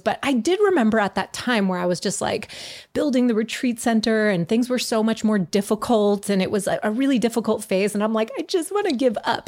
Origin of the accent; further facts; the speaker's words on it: Montreal, Quebec, Canada; I grew up in Montreal.